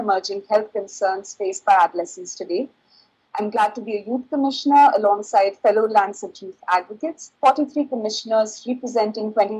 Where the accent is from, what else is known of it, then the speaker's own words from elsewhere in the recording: India; from India